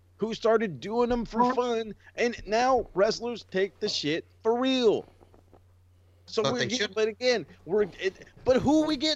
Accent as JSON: {"language": "English", "region": "California", "country": "United States", "said": "we're from Cali."}